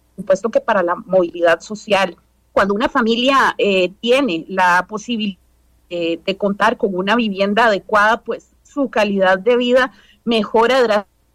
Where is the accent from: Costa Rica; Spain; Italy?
Costa Rica; como costarricenses